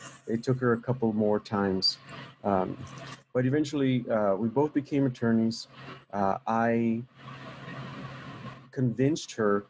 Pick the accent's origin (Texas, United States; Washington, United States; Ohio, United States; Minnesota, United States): Texas, United States; El Paso; I born and raised in El Paso, Texas.